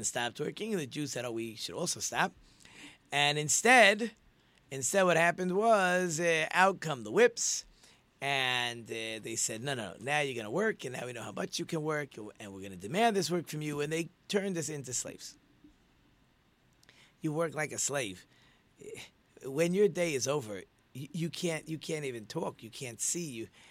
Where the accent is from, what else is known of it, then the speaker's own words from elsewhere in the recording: New York, United States; when I grew up in school in New York